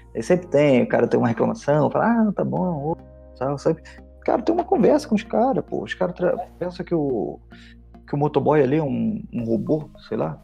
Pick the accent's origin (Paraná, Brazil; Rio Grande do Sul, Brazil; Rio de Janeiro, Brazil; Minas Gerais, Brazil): Rio de Janeiro, Brazil; now in Curitiba, Brazil; eu sou carioca, mas moro aqui já faz bastante tempo